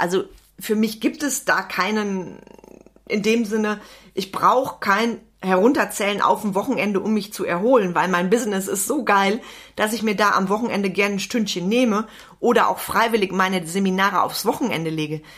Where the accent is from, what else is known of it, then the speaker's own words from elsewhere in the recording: Wenden, North Rhine-Westphalia, Germany; bei uns in Wenden